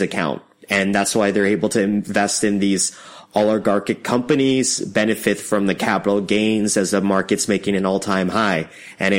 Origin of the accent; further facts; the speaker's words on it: Canada; I'm a Canadian